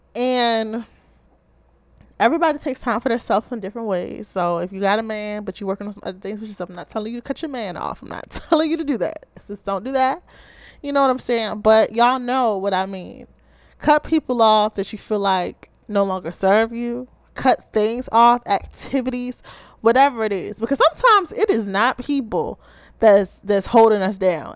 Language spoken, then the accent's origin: English; Baltimore, Maryland, United States